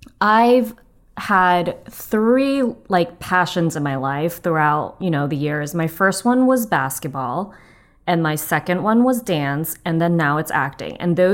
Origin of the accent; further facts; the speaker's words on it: Torrance, California, United States; In Torrance. Okay. Do you know where that is?